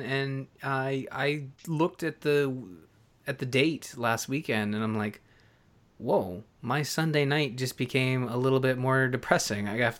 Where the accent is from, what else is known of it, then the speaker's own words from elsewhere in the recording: Canada; I'm Canadian.